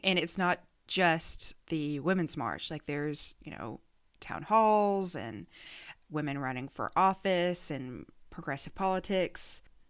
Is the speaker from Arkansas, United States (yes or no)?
yes; Arkansas, United States; moved away; Today, it is all about Arkansas, my home state.